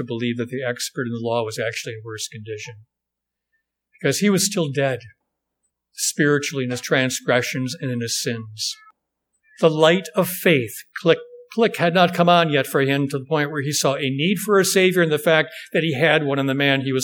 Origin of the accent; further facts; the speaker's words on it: Wisconsin, United States; I'm from Wisconsin